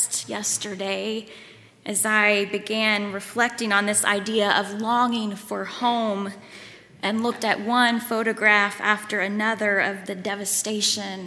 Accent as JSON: {"language": "English", "town": "Lawrenceburg", "region": "Kentucky", "country": "United States", "tie": "born or raised there", "also_born_or_lived": "Waco, Texas", "moved": "as an adult", "lives_now": "Louisville, United States", "said": "I grew up in Lawrenceburg, but now my parents live in Richmond, Kentucky"}